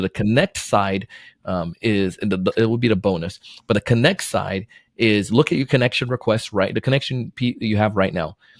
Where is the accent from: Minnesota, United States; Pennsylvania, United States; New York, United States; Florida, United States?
Florida, United States; also born or lived in Jamaica; I was born in Jamaica, moved to Florida when I was nine